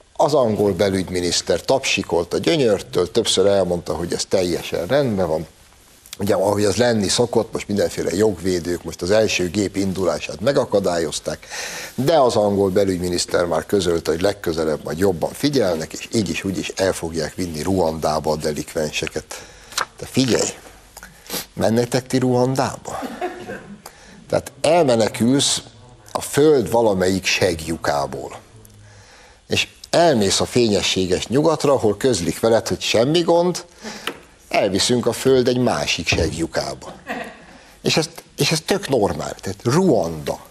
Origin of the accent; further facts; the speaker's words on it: Hungary; magunkba, magyarokba